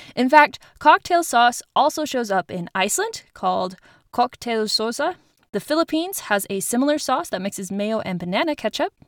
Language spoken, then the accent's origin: English; Utah, United States; my home state of Utah